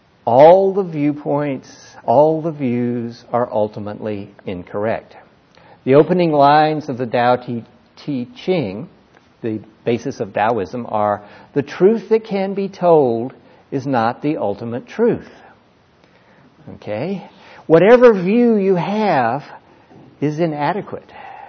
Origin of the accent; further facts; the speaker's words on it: California, United States; also born or lived in Mississippi; I'm a Californian. Right? I'm an ex-Mississippian.